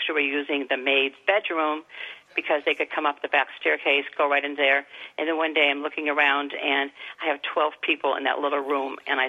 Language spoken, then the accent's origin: English; Midwest, United States; moved away as an adult; I'm from the Midwest, like I said, and it was my therapy in the evenings to be calm, because coming from a little town to a big city, I didn't know anybody